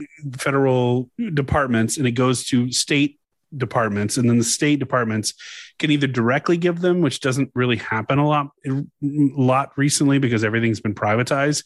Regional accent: Louisiana, United States; I'm from Louisiana, man. We got a lot of French people.

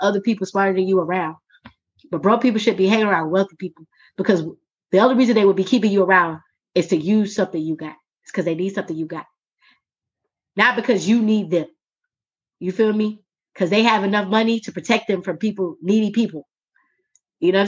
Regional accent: Jacksonville, Florida, United States; I grew up in Duval County

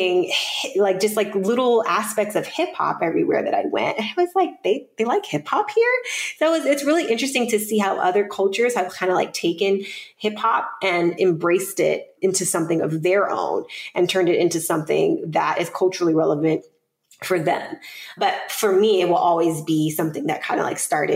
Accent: Atlanta, Georgia, United States; I'm from Atlanta

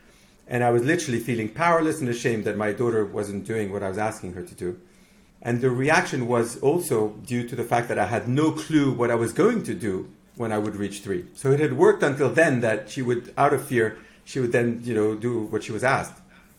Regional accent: Mexico; now in United Kingdom; born in Mexico and raised in Mexico. So I'm Mexican Lebanese. I'm also Greek from my granddad, and I'm now British because I've been here for 20 years.

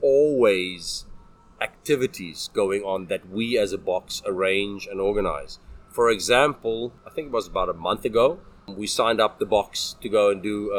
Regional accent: South Africa; moved away as an adult; now in Taiwan; I'm South African

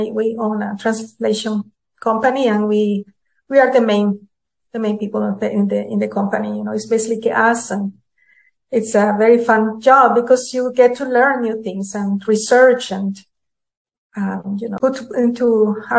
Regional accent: Managua, Nicaragua; moved away as an adult; also born or lived in San Francisco, California; now in Utah, United States; I was born in Managua, Nicaragua

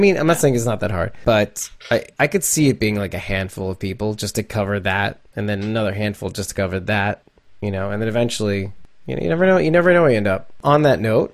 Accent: New York City, New York, United States; I'm a New Yorker all the way

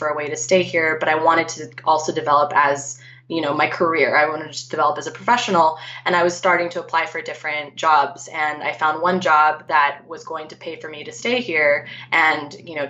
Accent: outside of Los Angeles, California, United States; I grew up in California, outside of Los Angeles. I am Filipino American, like you.

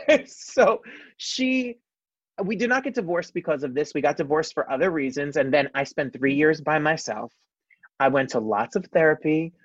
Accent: New Jersey, United States; I was born and raised in New Jersey

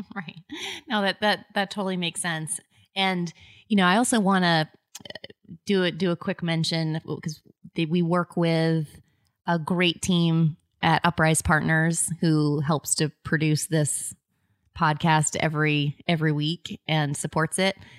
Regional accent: Maine, United States; I'm like, "Maine."

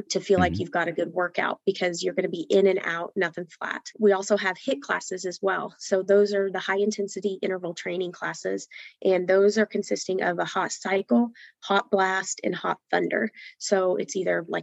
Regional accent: Hays, Kansas, United States; I am from Hayes, Kansas

